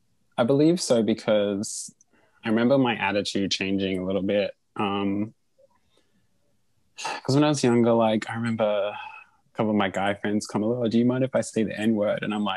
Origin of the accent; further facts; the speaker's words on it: Australia; And I was like, "Oh, I'm Australian."